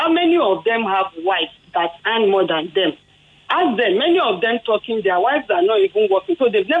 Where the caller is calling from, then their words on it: Ikeja, Lagos, Nigeria; I'm calling from Ikeja.